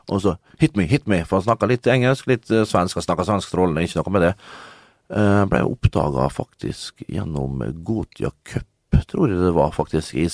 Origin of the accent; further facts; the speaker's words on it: Liberia; Jeg er fra Liberia